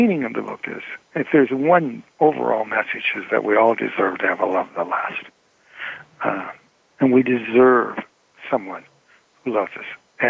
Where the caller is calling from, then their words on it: San Francisco Bay Area, California, United States; I'm calling in from the San Francisco Bay Area.